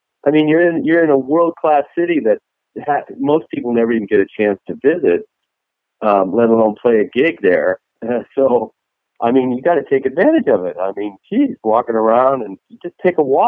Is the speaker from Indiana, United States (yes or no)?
no; Arizona, United States; also born or lived in Cork, Ireland (ancestry); now in Dallas, United States; I grew up in Arizona for a while